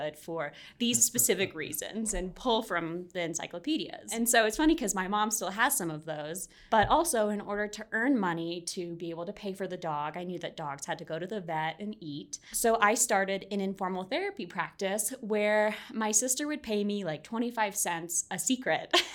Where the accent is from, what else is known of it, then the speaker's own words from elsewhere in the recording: Arlington, Virginia, United States; from Arlington, Virginia. Ah. Kind of born and raised there, right outside Washington, D.C.